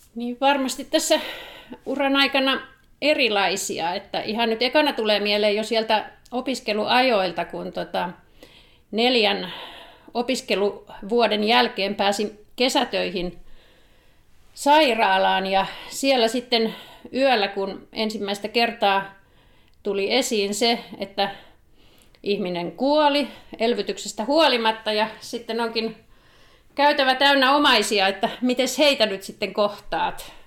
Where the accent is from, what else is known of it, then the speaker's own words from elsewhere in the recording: Helsinki, Uusimaa, Finland; moved away as an adult; also born or lived in South Karelia; now in Savitaipale, Finland; siellä Helsingissä lapsuuteni vietin